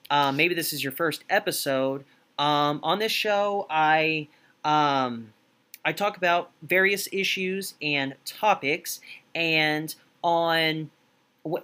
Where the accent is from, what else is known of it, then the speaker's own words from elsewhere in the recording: United States; I'm from the States